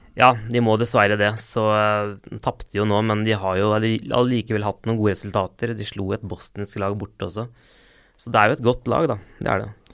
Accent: Limassol, Limassol District, Cyprus; now in Norway; Jeg er jo fra Limassol

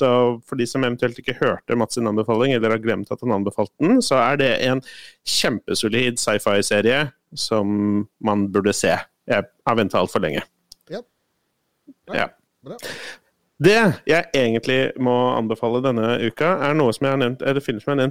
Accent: Colombia; now in Norway; og så er jeg ganske bevisst på at jeg er ganske subjektiv fordi jeg er fra Colombia

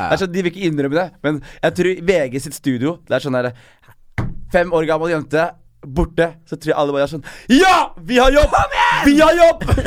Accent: Skien, Telemark, Norway; I Skien, der jeg er fra

